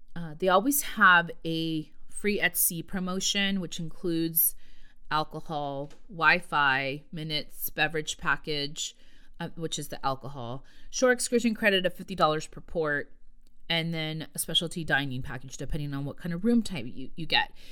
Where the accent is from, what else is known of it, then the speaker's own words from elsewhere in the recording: California, United States; I'm from California